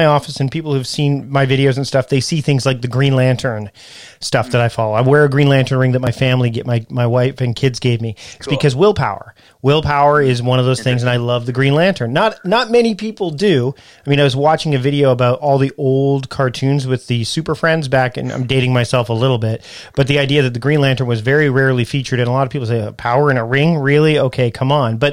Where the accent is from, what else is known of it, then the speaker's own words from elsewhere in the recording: Canada; I'm Canadian